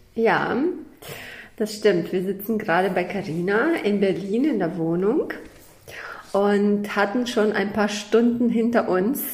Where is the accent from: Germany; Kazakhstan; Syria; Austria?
Kazakhstan; moved away; Also ich komme ja aus Kasachstan. Ich bin in Kasachstan geboren.